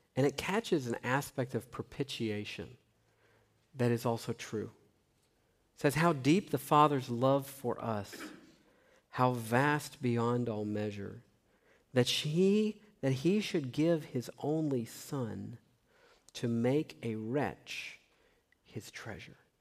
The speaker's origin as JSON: {"language": "English", "region": "Tennessee", "country": "United States", "tie": "born or raised there", "said": "I grew up in Tennessee"}